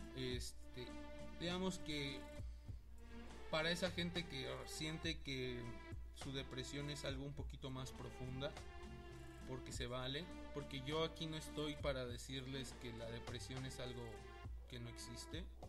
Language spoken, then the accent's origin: Spanish; Mexico; hermanos mexicanos que somos